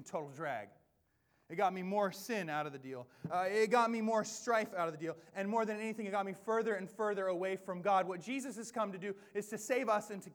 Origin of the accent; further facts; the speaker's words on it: the Northwest, Pacific Northwest, United States; I am born and bred in the Northwest